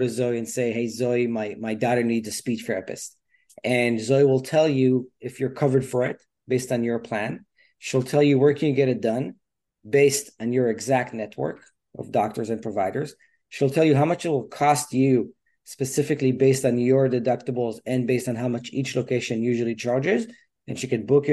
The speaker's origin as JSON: {"language": "English", "country": "Israel", "tie": "born or raised there", "moved": "as an adult", "lives_now": "United States", "said": "I'm from Israel originally, grew up there, like the youngest of four brothers"}